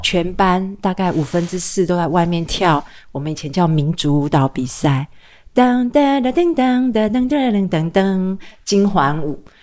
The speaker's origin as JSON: {"language": "Chinese", "country": "Taiwan", "also_born_or_lived": "New York", "moved": "as an adult", "said": "在台湾我们对外国人很友善"}